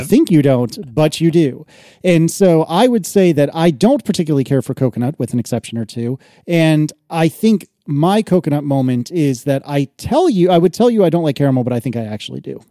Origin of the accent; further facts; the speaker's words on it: United States; I'm American